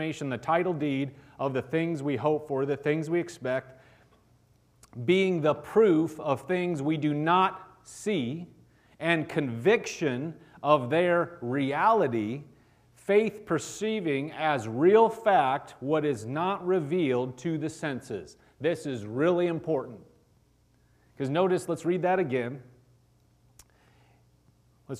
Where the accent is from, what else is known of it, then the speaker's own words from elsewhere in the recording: Nebraska, United States; I'm from Nebraska